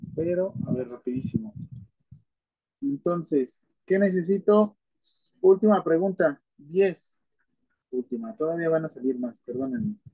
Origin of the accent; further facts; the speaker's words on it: Mexico; ya somos demasiados mexicanos